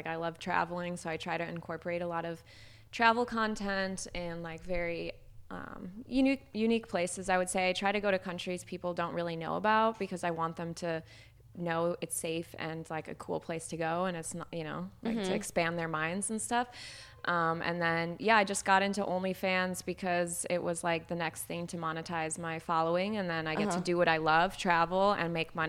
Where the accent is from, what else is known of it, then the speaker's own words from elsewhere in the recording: Chicago, Illinois, United States; I grew up in Chicago